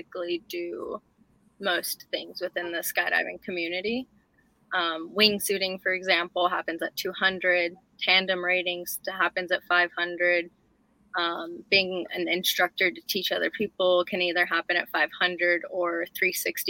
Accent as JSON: {"language": "English", "region": "Northern Nevada", "country": "United States", "tie": "born or raised there", "said": "I grew up in Northern Nevada. I graduated with 16 people. So very small community"}